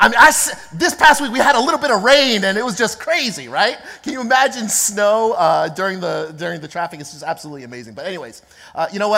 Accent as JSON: {"language": "English", "region": "East Coast", "country": "United States", "tie": "born or raised there", "moved": "yes", "lives_now": "Los Angeles, United States", "said": "I was, in fact, born and raised on the East Coast"}